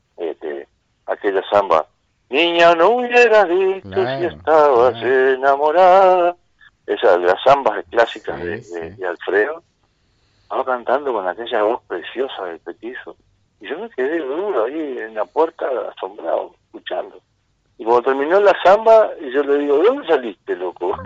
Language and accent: Spanish; Rocha, Uruguay; yo soy acá de Rocha